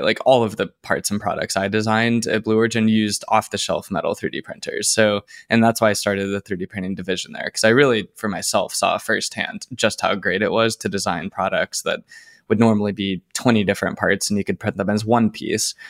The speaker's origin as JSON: {"language": "English", "town": "Plano", "region": "Texas", "country": "United States", "tie": "born or raised there", "also_born_or_lived": "Los Angeles, United States", "moved": "as an adult", "said": "I am from Plano, Texas. It's a suburb north of Dallas"}